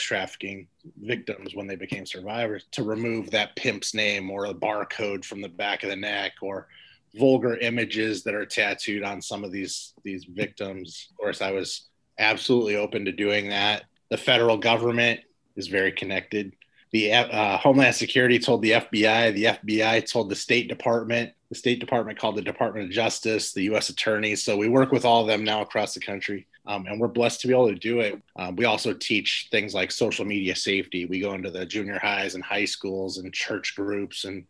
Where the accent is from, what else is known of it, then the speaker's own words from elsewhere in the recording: Los Angeles, California, United States; moved away as an adult; also born or lived in Chicagoland area; now in Chicago, United States; I grew up in South Central Los Angeles